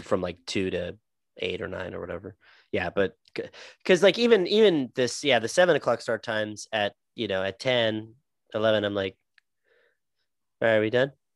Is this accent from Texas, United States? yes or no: yes; Texas, United States; I'm from Texas.